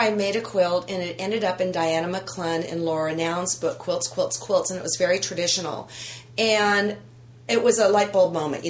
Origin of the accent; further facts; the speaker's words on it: Livermore, California, United States; I grew up quilting in the San Francisco Bay Area. I'm still there.